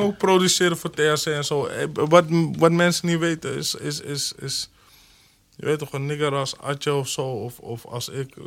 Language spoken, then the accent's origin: Dutch; Amsterdam, North Holland, Netherlands; ik ben echt een Holendrecht nigger